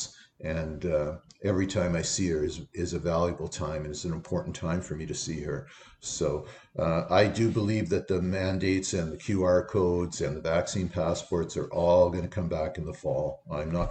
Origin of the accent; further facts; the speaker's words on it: Canada; as a Canadian citizen